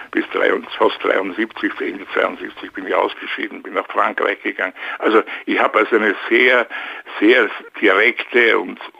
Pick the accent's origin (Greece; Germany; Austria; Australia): Austria; Vienna; now in Luxembourg; ich bin natürlich öfters in Wien, sehr gerne auch, weil es ja meine Heimatstadt ist.